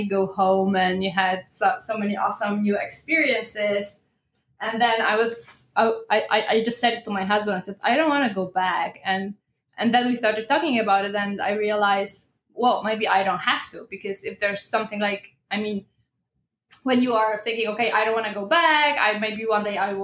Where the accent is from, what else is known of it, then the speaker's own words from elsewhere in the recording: Poland; I'm originally from Poland, so that's why the pronunciation is a bit different